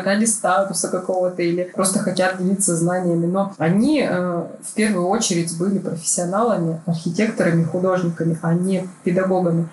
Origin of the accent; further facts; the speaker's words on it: Barnaul, Altai Krai, Russia; moved away as an adult; also born or lived in Saint Petersburg; я архитектор из Барнаула новоиспечённый, я решила, что нужно переезжать в Питер